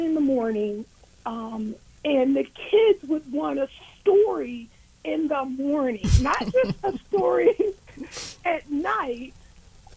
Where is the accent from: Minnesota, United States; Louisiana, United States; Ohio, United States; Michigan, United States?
Ohio, United States; Warren; moved away as an adult; also born or lived in Washington, D.C.; now in Columbus, United States; I am originally from Warren, Ohio